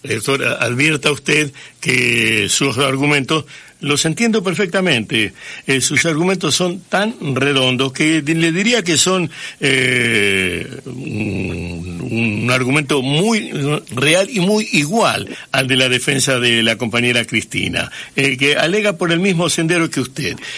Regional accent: Santa Fe, Argentina; yo soy nacido en Santa Fe, hincha de Colón

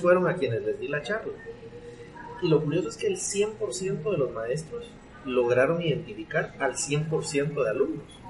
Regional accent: Guatemala; yo soy guatemalteco, eh, chapín hecho en Guatemala

